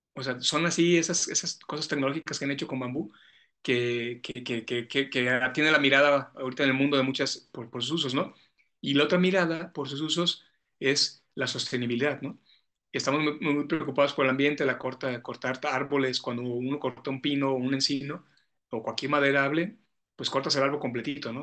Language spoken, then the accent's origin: Spanish; San José de Gracia, Jalisco, Mexico; soy de un pueblo de acá de los Altos de Jalisco, San José de Gracia se llama mi pueblo, es en el municipio de Tepatitlán. Entonces, como buen chico pueblerino, como buen niño pueblerino, mi papá, mi abuelo tenía vacas.